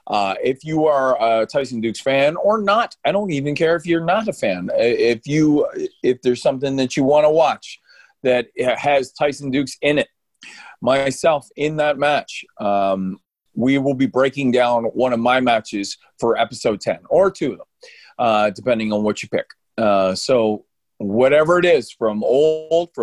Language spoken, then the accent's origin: English; New Brunswick, Canada; I was born in New Brunswick.